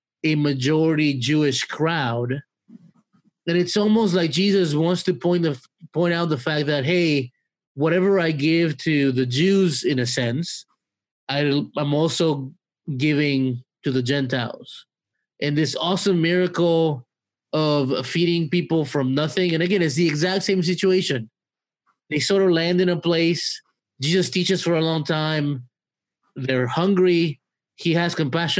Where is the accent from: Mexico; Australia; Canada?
Mexico; now in United States; I'm from Mexico